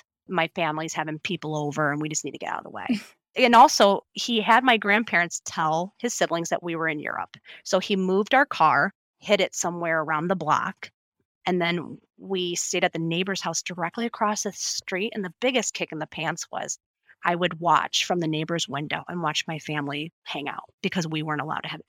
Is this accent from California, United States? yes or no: no; Illinois, United States; also born or lived in six different states; my home state is Illinois. I was born in Illinois. Both my parents are from Illinois.